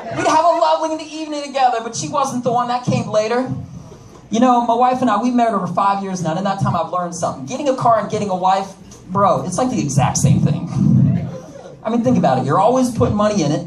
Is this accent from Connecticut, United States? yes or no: yes; Connecticut, United States; also born or lived in Washington, D.C. / Russia; now in Texas, United States; I am not Russian. I am from Connecticut.